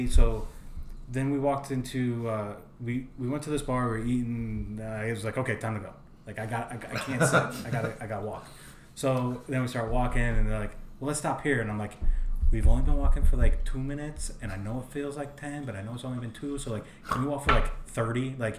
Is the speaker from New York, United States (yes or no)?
yes; New York, United States; moved away; me and Dave growing up in New York